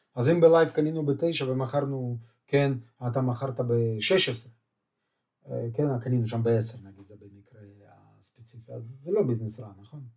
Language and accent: Hebrew; Beersheba, Southern District, Israel; אני מבאר שבע